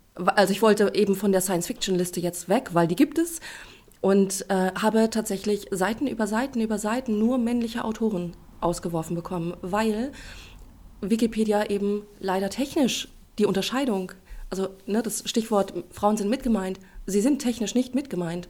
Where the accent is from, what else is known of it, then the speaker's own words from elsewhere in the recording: Celle, Lower Saxony, Germany; Ich komme aus Celle